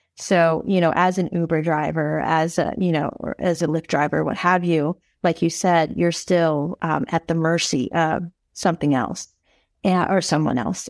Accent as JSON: {"language": "English", "country": "Philippines", "said": "I'm Filipino, so, you know, we love rom-coms"}